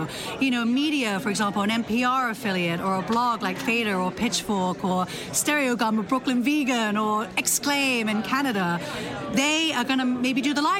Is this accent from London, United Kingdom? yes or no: yes; London, United Kingdom; now in New York City, United States; I'm originally from London, England.